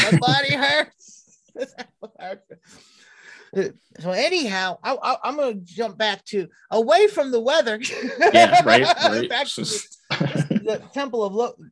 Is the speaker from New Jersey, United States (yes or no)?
no; Cleveland, Ohio, United States; moved away as an adult; also born or lived in Southern California; I grew up in Cleveland, Ohio, and lived through Ohio